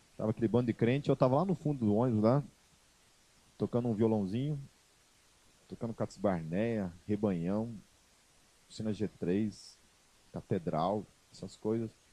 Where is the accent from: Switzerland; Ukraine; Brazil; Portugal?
Brazil; nós somos brasileiros